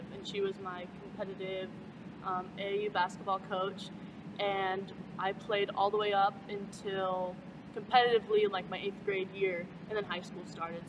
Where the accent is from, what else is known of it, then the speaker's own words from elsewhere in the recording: Pocatello, Idaho, United States; I transferred back to Century High School because I grew up in Pocatello.